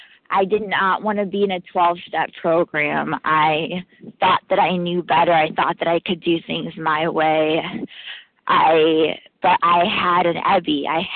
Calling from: New York, United States; I'm calling from New York, gratefully recovering compulsive overeater.

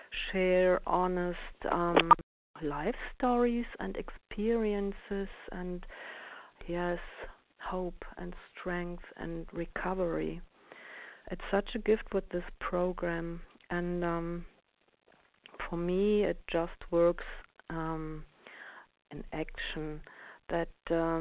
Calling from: Germany; I'm calling from Germany.

